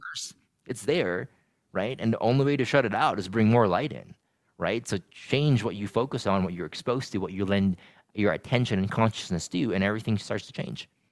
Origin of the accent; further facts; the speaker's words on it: Philippines; moved away as an adult; I grew up in the Philippines for eighteen years, and when I moved here